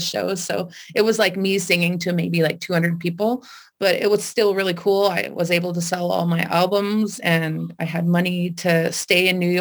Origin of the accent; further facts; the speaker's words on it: Canada; I'm Canadian